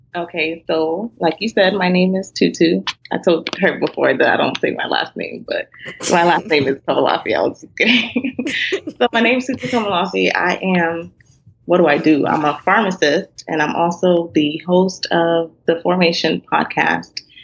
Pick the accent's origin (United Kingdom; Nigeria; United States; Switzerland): Nigeria; being Nigerian